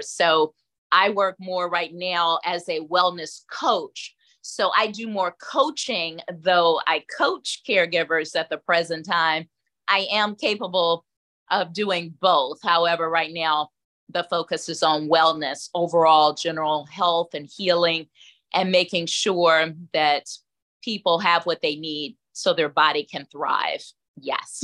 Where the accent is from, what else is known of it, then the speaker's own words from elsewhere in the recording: Atlanta, Georgia, United States; I'm from Atlanta, born and raised